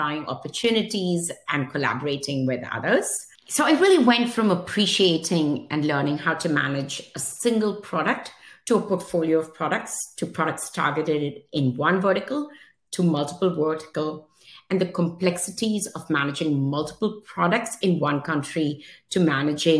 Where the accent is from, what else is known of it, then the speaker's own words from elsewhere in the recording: Mumbai, Maharashtra, India; moved away as an adult; now in United States; I was born in Mumbai, India, and lived there almost till the age of 21